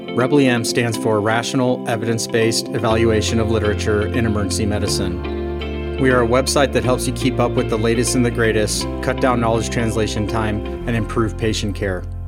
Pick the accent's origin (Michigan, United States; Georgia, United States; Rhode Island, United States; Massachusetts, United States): Rhode Island, United States; Westerly; my hometown of Westerly